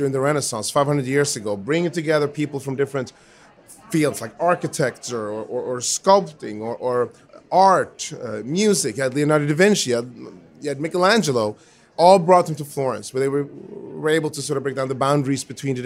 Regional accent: Sweden; I was born in Sweden to my dad, who's Swedish, and to my mom, who's American.

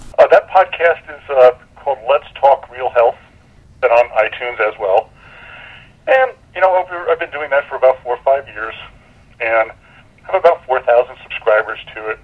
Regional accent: New York City, New York, United States; growing up in New York City, you heard a lot about the mob

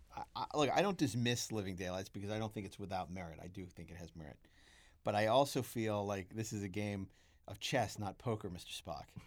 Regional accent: New York City, New York, United States; I'm from Brooklyn

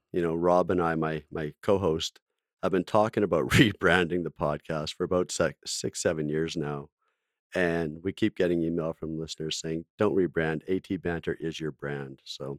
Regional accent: Alberta, Canada; I grew up in Alberta, so.

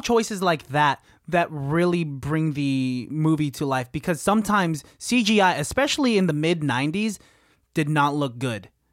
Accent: Philippines; being a Filipino dude

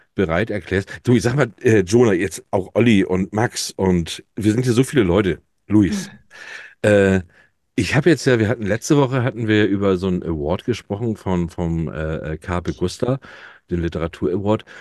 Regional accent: Hamburg, Germany; als Hamburger Jung bin ich froh

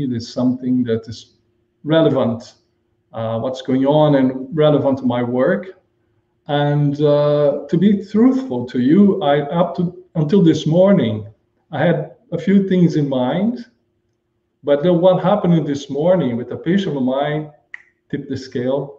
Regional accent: Brazil; moved away as an adult; also born or lived in Japan / Germany; now in Bahamas; Originally, I'm originally from Brazil.

